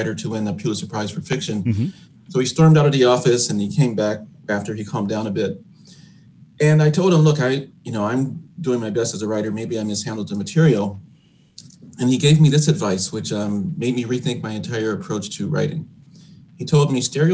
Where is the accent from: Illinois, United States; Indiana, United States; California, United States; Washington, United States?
Illinois, United States; Chicago; growing up on the South Side of Chicago